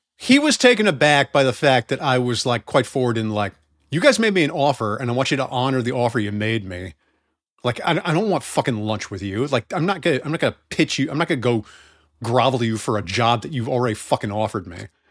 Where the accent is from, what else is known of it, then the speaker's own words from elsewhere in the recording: United States; I'm from America